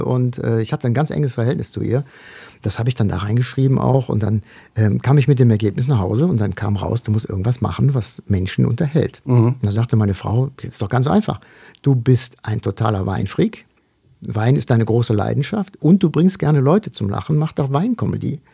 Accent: North Eifel, North Rhine-Westphalia, Germany; geboren bin ich 1966 in der Eifel, in der Nordeifel, im nordrhein-westfälischen Teil der Eifel.

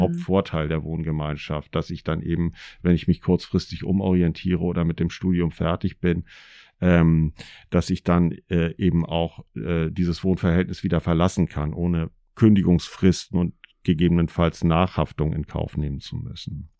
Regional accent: Schleswig-Holstein, Germany; moved away as an adult; also born or lived in North Rhine-Westphalia; Vorher bin ich als Schleswig-Holsteiner berufsbedingt nach Nordrhein-Westfalen gegangen für eine Weile

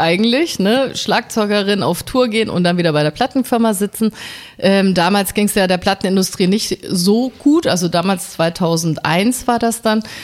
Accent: Munich, Bavaria, Germany; now in Berlin, Germany; ich komme ja aus München, da trinkt man ja relativ früh ein Bier

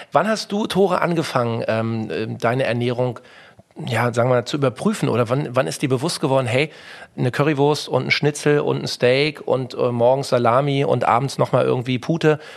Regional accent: Berlin, Germany; Ja, oder als Berliner muss ich ja sagen, äh, äh super Dufte, dass du da bist.

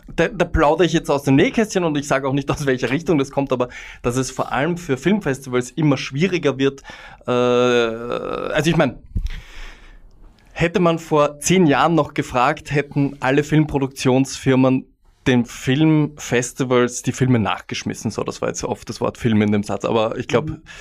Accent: Vienna, Austria; ich als Wiener

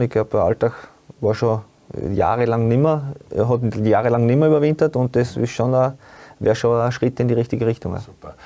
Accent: Upper Styria, Austria; moved away; bei uns in Obersteiermark gekommen sind 500 oder 600 Einwohner und da hat es halt nicht allzu viel gegeben

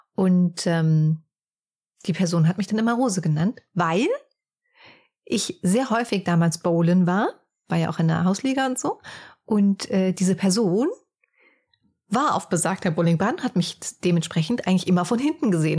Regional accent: near Frankfurt, Hesse, Germany; wir kommen ja eher so aus dem Hessischen, näher Frankfurt.

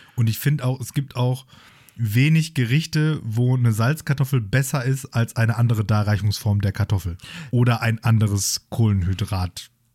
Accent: Germany; als Deutsche

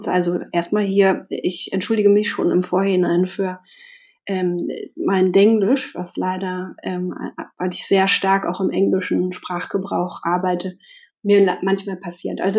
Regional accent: Potsdam, Brandenburg, Germany; ich komme aus Potsdam

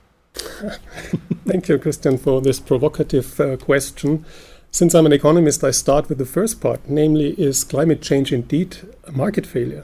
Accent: Germany; since we're from Germany

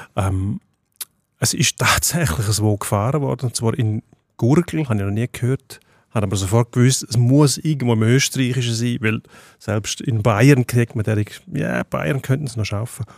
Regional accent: Switzerland; als Schweizer

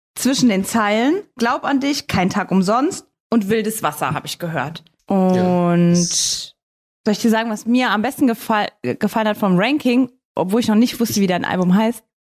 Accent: Saarbrücken, Saarland, Germany; ich komme ja aus Saarbrücken

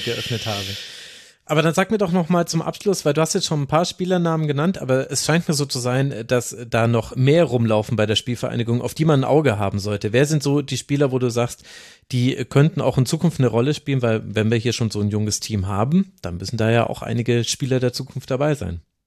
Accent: Lower Franconia, Bavaria, Germany; aus meiner unterfränkischen Heimat

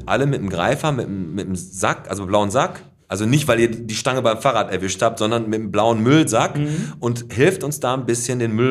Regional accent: Bottrop, North Rhine-Westphalia, Germany; ich bin ein echter, richtiger Bottropper Junge. Ich bin hier in der Hut groß geworden und werd auch hier unter die Erde gebracht

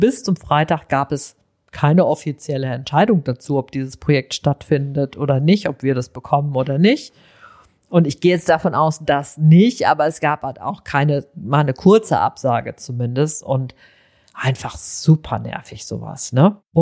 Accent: North Rhine-Westphalia, Germany; also ich komme aus dem Sauerland, ich bin ein Kind der 70er, ich erinnere mich an sehr, sehr viele, sehr verregnete, einfach im Grunde sehr kühle Sommer.

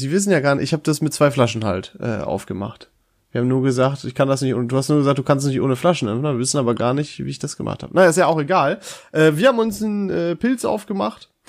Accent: Dorsten, North Rhine-Westphalia, Germany; In Dorsten zum Beispiel, also aus meiner Heimatstadt, ist das eindeutig Feltins.

